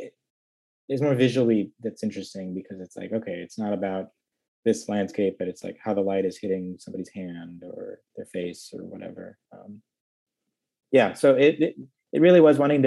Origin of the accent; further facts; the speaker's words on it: Midwest, United States; growing up in the Midwest